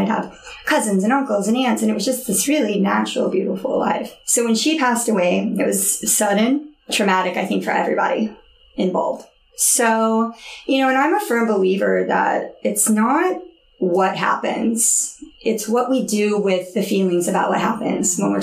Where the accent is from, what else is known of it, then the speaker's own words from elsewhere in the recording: Oklahoma City, Oklahoma, United States; moved away; I grew up in Oklahoma City.